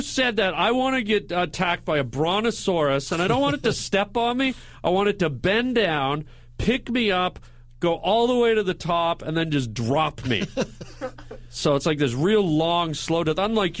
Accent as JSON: {"language": "English", "town": "Vancouver", "region": "British Columbia", "country": "Canada", "moved": "yes", "lives_now": "United States", "said": "I'm from Vancouver."}